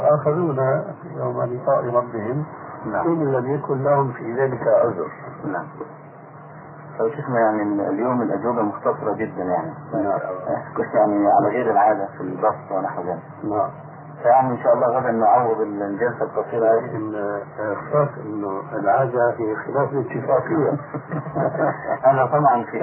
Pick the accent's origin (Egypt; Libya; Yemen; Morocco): Egypt; احنا عندنا في مصر